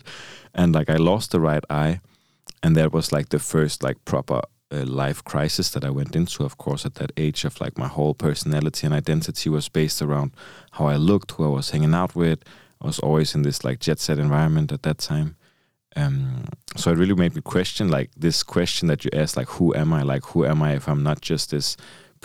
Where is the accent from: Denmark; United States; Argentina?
Denmark; Copenhagen, Capital Region of Denmark; I come from Copenhagen, so like the capital of Denmark. And it was a pretty rough neighborhood where I grew up